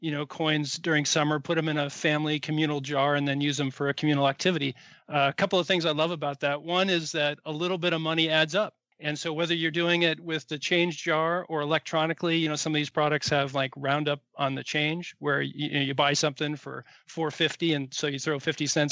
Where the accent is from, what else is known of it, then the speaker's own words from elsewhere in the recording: Silicon Valley, California, United States; growing up in Silicon Valley, my father being one of the pioneers in the Valley